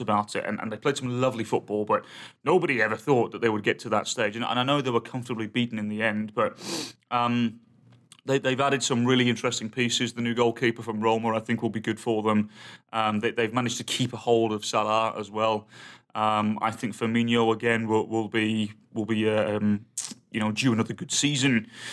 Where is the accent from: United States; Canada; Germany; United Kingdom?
United Kingdom; England; I'm English